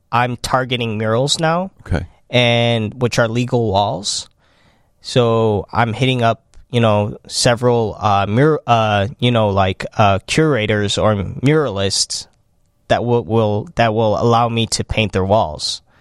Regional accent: Chicago, Illinois, United States; Uh, I'm from

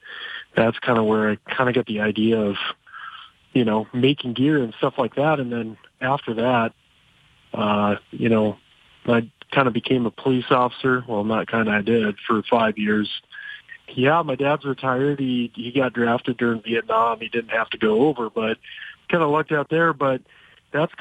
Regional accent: Rapid City, South Dakota, United States; born and raised in Rapid City, South Dakota

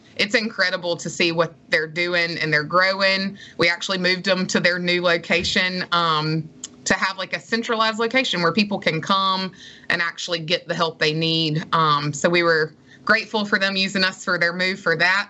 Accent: Madison, Mississippi, United States; moved away as an adult; also born or lived in Starkville, Mississippi; now in Gulfport, United States; I loved growing up in Madison

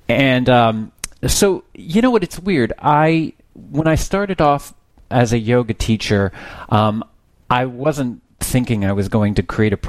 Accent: Texas, United States; I'm originally from Texas

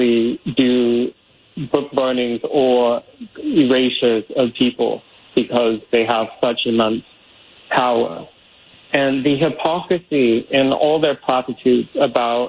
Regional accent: Portland, Oregon, United States; in my hometown, I grew up going to Powell's Books

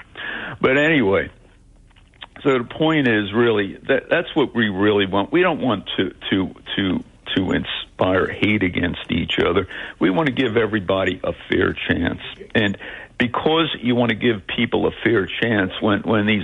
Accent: Philadelphia, Pennsylvania, United States; English is a second language; That's where I grew up. My first language was not English

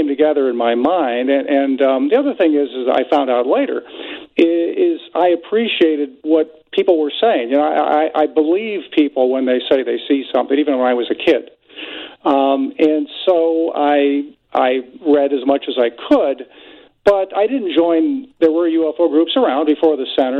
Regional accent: Northwest Indiana, United States; I grew up in Northwest Indiana, so I was close to Chicago

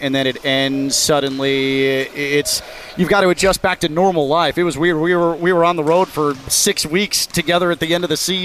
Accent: Chicago, Illinois, United States; I grew up in Chicago, was a Bears fan.

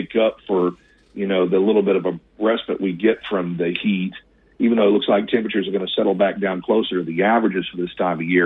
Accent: Mississippi Delta, United States; moved away; I grew up in the Mississippi Delta myself

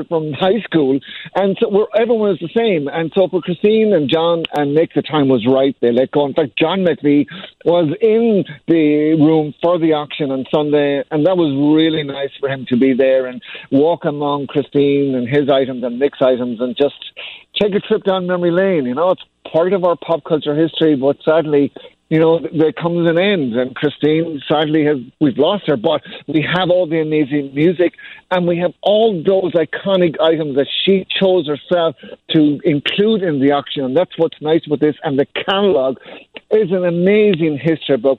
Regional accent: Ireland; moved away; I grew up in Ireland

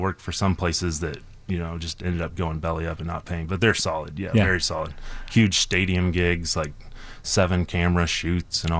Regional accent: Brown County, Indiana, United States; now in Chicago, United States; growing up at the camp, that was my hometown

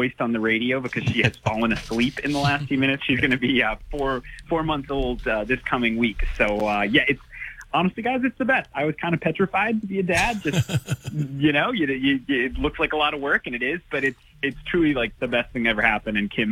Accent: Attleboro, Massachusetts, United States; I grew up in Bristol County, in Attleboro

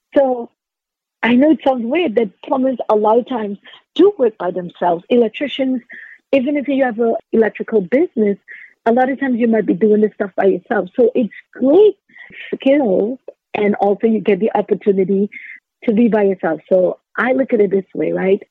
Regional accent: Trinidad & Tobago; I grew up in Trinidad and Tobago

